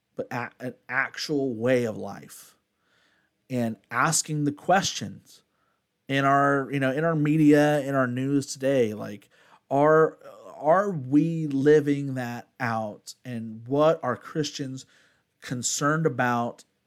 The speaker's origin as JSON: {"language": "English", "country": "United States"}